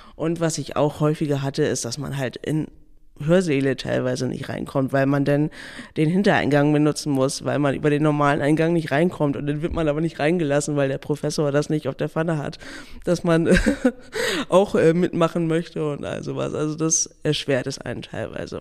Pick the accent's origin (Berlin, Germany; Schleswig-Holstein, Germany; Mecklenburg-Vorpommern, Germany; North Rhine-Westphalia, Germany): Schleswig-Holstein, Germany; Neumünster; ich komme aus Neumünster